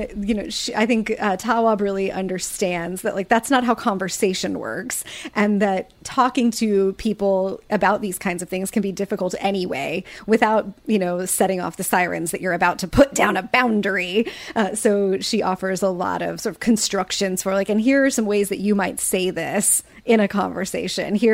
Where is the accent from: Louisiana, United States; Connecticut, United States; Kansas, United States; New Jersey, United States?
Kansas, United States; from Kansas